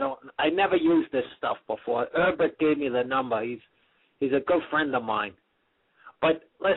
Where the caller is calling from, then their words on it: Manhattan, New York, United States; I'm out in Manhattan.